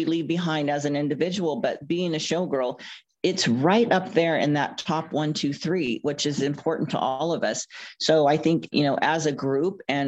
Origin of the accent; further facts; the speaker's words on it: Oakland, California, United States; I was born and raised in Oakland, East Bay